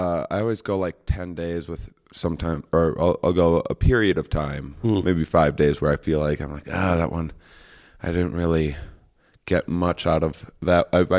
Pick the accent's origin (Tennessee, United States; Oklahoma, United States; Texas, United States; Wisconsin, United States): Wisconsin, United States; I'm from a small town in Wisconsin, and this is not an activity that I can picture my brother and father.